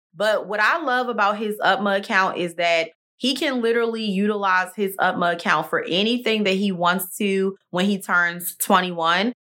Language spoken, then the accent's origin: English; Maryland, United States; now in Texas, United States; Maryland is my home state